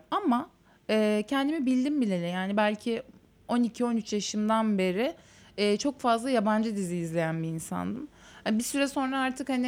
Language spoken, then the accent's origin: Turkish; Istanbul, Turkey; doğma büyüme İstanbulluyum